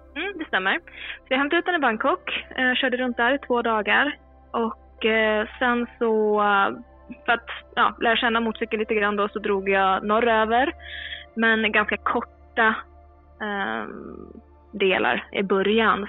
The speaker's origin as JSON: {"language": "Swedish", "town": "Mora", "region": "Dalarna County", "country": "Sweden", "tie": "born or raised there", "also_born_or_lived": "Stockholm", "moved": "as an adult", "said": "är född och uppvuxen i Mora i Dalarna men med två Göteborgsföräldrar."}